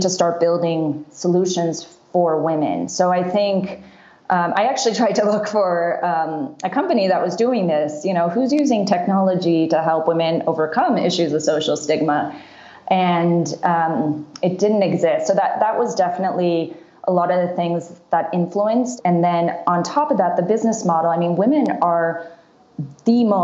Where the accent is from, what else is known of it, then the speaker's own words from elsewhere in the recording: Canada; also born or lived in Seattle, United States; now in Rwanda; I grew up in Canada